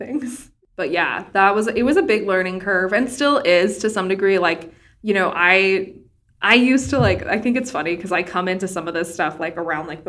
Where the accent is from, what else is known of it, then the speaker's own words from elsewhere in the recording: Wyoming, United States; I'm from Wyoming. And I went to the University of Wyoming